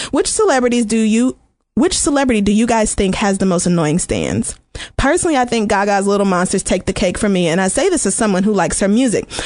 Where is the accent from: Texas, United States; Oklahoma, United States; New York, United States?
Oklahoma, United States; Like I really went through some shit growing up in Oklahoma.